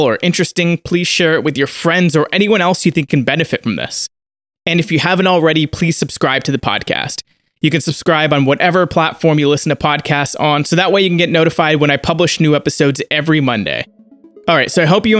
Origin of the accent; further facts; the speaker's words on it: Canada; we are both Canadian, although opposite ends of the country.